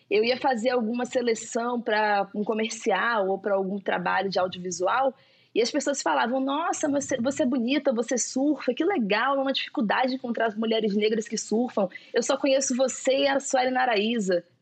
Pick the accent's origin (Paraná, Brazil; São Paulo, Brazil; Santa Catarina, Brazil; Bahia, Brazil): Bahia, Brazil; Itacaré; born or raised there; now in Rio de Janeiro, Brazil